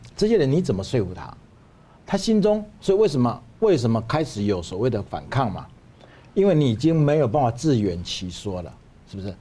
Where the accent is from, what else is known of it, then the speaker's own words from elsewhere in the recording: Taiwan; also born or lived in China; 我是台湾人